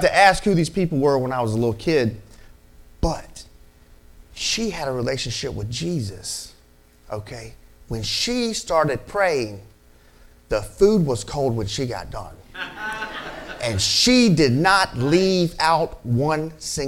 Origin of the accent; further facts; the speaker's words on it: Mobile, Alabama, United States; I'm from Birdville, and I'm also from down the bay. And all it is Broad Street runs parallel with Mobile Bay